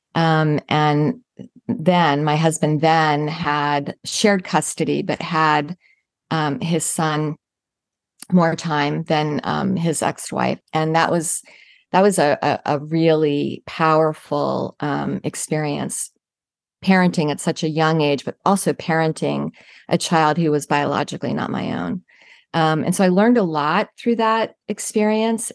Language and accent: English; Virginia, United States; now in Jacksonville, United States; I grew up in Virginia